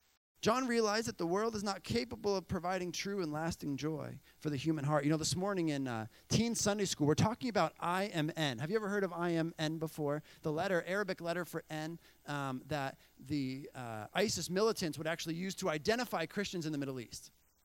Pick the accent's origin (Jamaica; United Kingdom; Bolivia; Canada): Bolivia; You know, I remember growing up in Bolivia